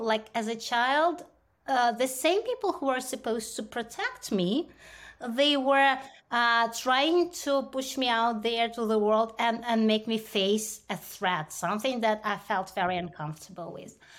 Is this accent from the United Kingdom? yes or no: no; India; moved away; growing up in India